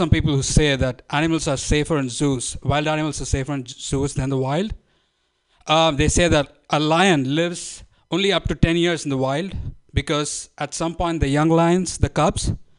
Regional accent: India; moved away as an adult; now in San Francisco, United States; I'm from India

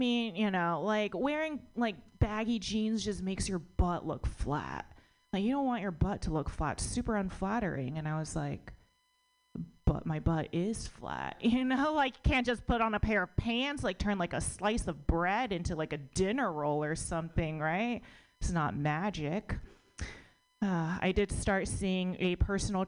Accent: United States; I was born in America, but my parents are immigrants

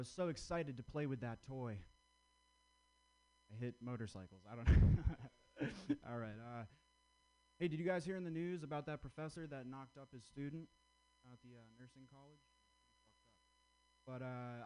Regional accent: Vermont, United States; I grew up in Vermont.

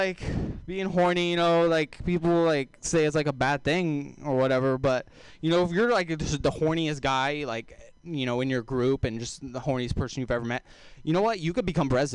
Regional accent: Texas, United States; accent: southern; I am from Texas

